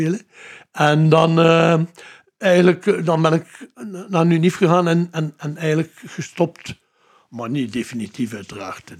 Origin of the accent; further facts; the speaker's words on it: Ghent, Flanders, Belgium; Gent, eigenlijk Mario Kerken gewoond. Met de ouders, maar ben geboren in Gent.